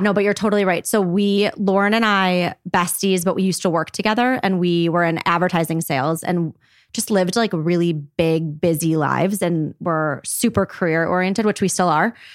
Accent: Highland Park, Illinois, United States; I'm from Highland Park, actually

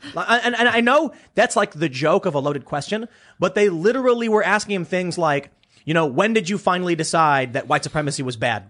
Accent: Chicago, Illinois, United States; I come from Chicago

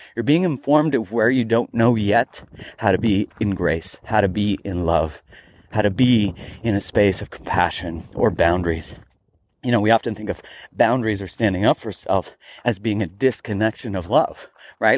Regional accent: Calgary, Alberta, Canada; moved away; I grew up in Calgary, Alberta, Canada, and I wasn't really into hiking when I lived there.

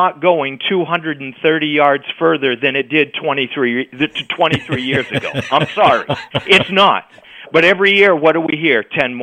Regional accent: Maine, United States; growing up in Maine

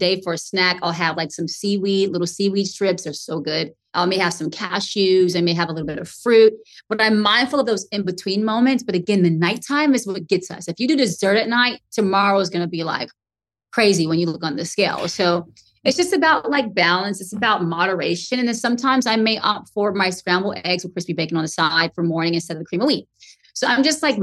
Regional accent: the South, United States; I'm from the South.

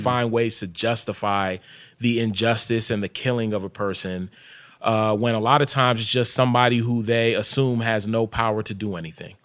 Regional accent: Hyattsville, Maryland, United States; also born or lived in Sierra Leone; I grew up in Hyattsville, but my family's from Sierra Leone

